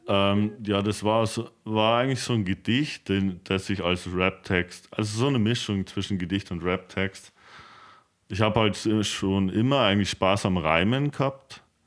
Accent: Himmelmau?, Bavaria, Germany; Ich bin aus Himau ursprünglich im westlichen Landkreis Regensburg

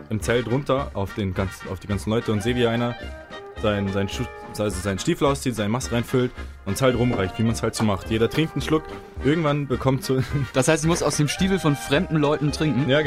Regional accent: Bavaria, Germany; Ich bin aus dem Allgäu.

